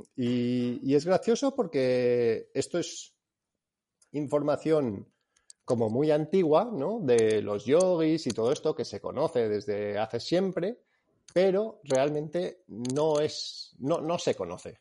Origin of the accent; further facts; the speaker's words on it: Spain; also born or lived in England; Soy inglés, pero fui criado aquí en, en España.